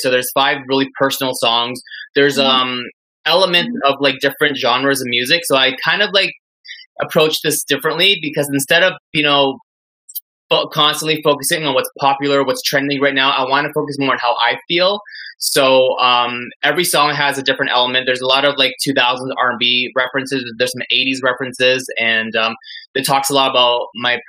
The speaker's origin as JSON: {"language": "English", "town": "Toronto", "region": "Ontario", "country": "Canada", "tie": "born or raised there", "also_born_or_lived": "Vancouver", "said": "I'm a pop R&B singer-songwriter from Toronto. Even though I'm from Vancouver originally, but I consider myself Torontonian because I was here since I was 4 years old"}